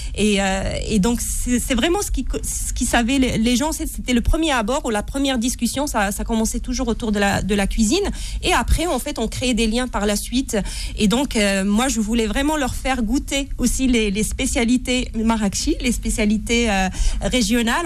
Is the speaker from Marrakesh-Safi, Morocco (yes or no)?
yes; Marrakech, Marrakesh-Safi, Morocco; moved away as an adult; now in France; je suis née à Marrakech. Donc je suis d'origine marocaine. Euh, je vis en France euh, depuis 2003. Euh, je dis toujours que j'ai grandi au Maroc